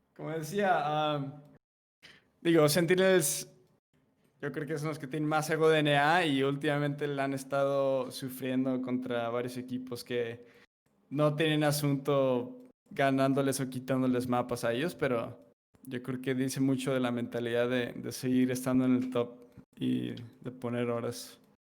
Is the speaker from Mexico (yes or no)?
yes; Mexico; como soy de México